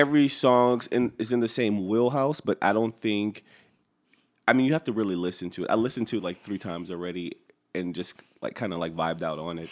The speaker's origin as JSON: {"language": "English", "town": "Lafayette", "region": "Louisiana", "country": "United States", "tie": "born or raised there", "said": "from Lafayette, Louisiana. As Justin mentioned earlier, we, uh, grew up together."}